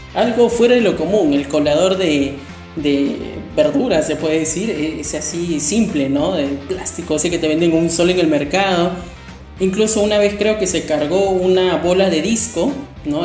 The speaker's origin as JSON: {"language": "Spanish", "country": "Peru", "said": "mi país Perú"}